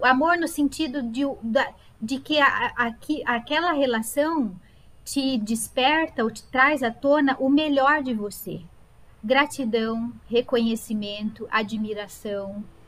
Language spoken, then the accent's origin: Portuguese; Sorocaba, São Paulo, Brazil; eu nasci em Sorocaba, é minha cidade de origem